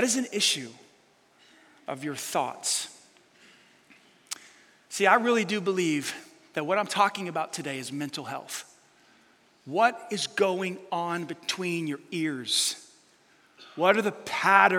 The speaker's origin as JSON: {"language": "English", "town": "New York City", "region": "New York", "country": "United States", "tie": "born or raised there", "said": "I grew up in New York City"}